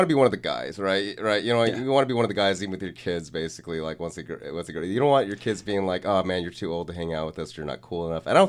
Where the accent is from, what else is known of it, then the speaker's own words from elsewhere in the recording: West Covina, California, United States; also born or lived in San Dimas; I grew up in West Covina basically.